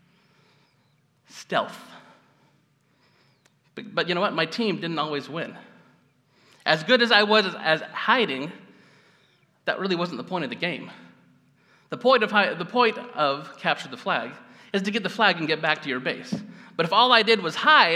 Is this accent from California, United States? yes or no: yes; Gridley, California, United States; I grew up in Gridley, just up the road.